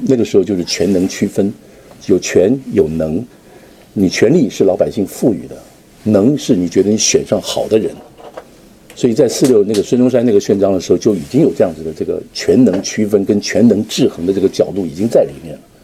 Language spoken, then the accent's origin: Chinese; Taiwan; 我从台湾过来